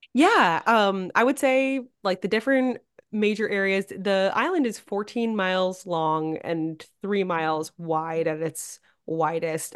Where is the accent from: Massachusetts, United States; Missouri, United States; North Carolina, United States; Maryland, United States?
Massachusetts, United States; Nantucket; also born or lived in upstate New York / New Jersey / Boston; growing up on Nantucket, I had a great childhood